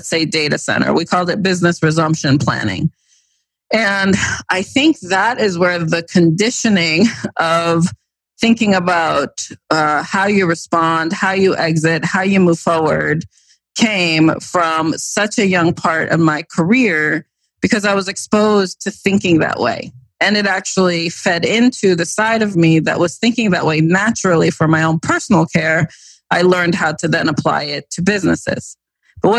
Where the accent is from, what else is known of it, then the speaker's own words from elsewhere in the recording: East Coast, United States; growing up on the East Coast